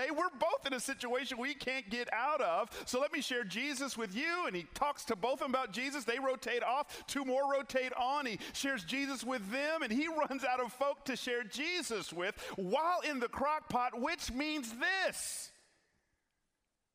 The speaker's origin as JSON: {"language": "English", "town": "Atlanta", "region": "Georgia", "country": "United States", "also_born_or_lived": "Memphis", "moved": "yes", "said": "I'm from Atlanta"}